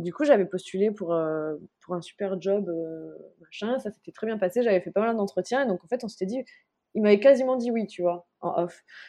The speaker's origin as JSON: {"language": "French", "region": "southern France", "country": "France", "also_born_or_lived": "Senegal", "moved": "as an adult", "lives_now": "Mauritius", "said": "moi aussi, étant du Sud"}